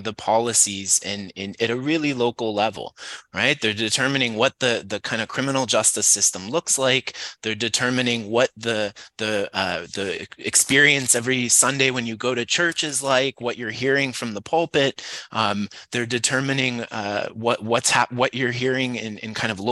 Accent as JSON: {"language": "English", "town": "St. Louis", "region": "Missouri", "country": "United States", "tie": "born or raised there", "moved": "yes", "lives_now": "San Diego, United States", "said": "I grew up in St. Louis and Cardinals fan and played baseball my whole life"}